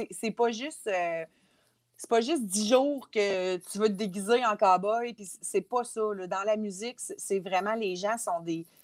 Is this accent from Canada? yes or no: yes; Montreal, Quebec, Canada; Hey, moi, j'arrive de la ville, je viens de Montréal, j'en ai vu du monde dans ma vie.